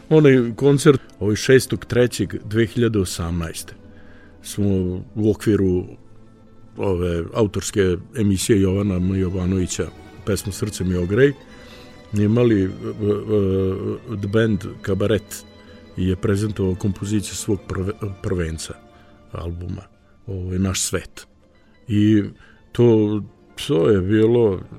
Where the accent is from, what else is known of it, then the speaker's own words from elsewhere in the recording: Srpski Krstur, Vojvodina, Serbia; zato što sam ja rodom iz srpskog Krstura